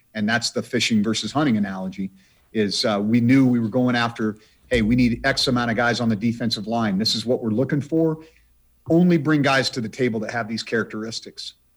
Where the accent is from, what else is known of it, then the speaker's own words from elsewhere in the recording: Idaho, United States; now in Montana, United States; my home state of the, the state of Idaho